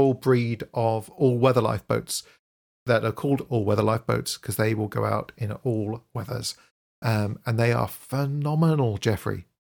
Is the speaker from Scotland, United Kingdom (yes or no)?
yes; Aberdeen, Scotland, United Kingdom; born there; So I was born in Aberdeen, which I don't know if you know this, but Aberdeen is fondly known as the Dallas of the North. It's the oil center of the UK. And so that's where I was born.